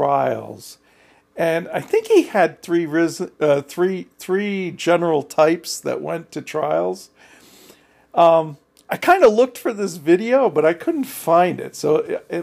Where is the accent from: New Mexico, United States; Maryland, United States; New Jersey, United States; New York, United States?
New Jersey, United States; I was from New Jersey, and I was out in Colorado